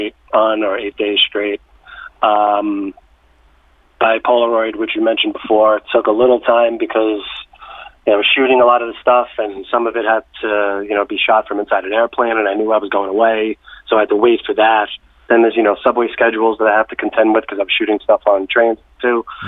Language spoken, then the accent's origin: English; New York City, New York, United States; also born or lived in Brooklyn; I'm a native New Yorker. I grew up in the Bronx